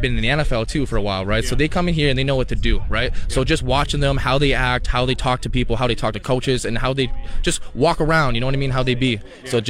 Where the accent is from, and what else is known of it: Canada